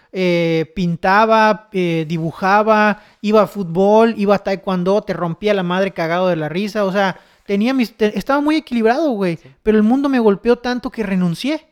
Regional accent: Chetumal, Quintana Roo, Mexico; soy de Chetumal

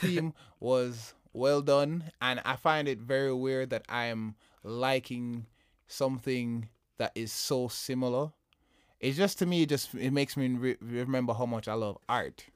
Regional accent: Jamaica; I'm Jamaican

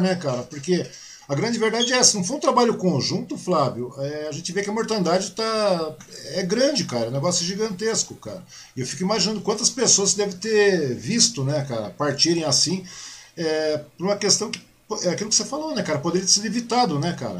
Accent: Mogi das Cruzes, São Paulo, Brazil; now in Suzano, Brazil; sou de Mogi, né, cara? Eu nasci em Mogi

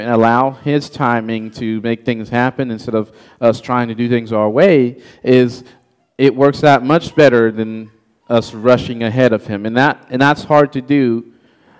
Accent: Haiti; English is a second language; moved away; I was born and raised in Haiti

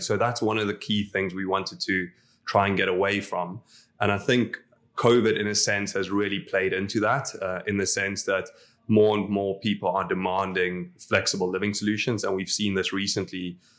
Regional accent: South Africa; moved away as an adult; now in Dubai, United Arab Emirates; as a South African, we all follow rugby

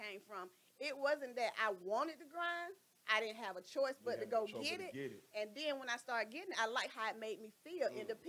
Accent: Atlanta, Georgia, United States; So originally I'm from Atlanta, Georgia.

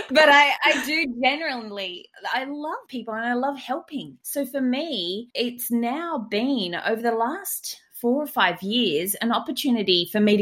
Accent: Australia; It was my home country

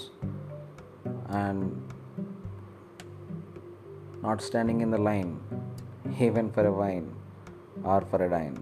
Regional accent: India; I have this strong feeling that I am an Indian

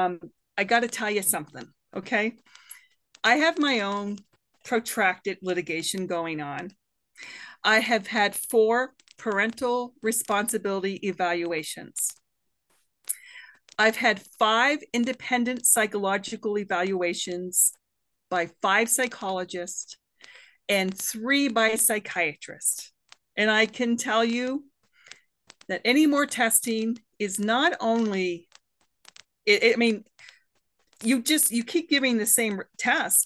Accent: Canada; also born or lived in Boulder County, Colorado; now in United States; I'm a Canadian woman

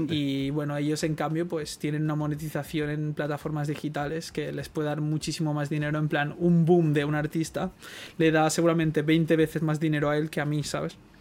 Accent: Barcelona, Catalonia, Spain; yo soy un chaval de Guinardo

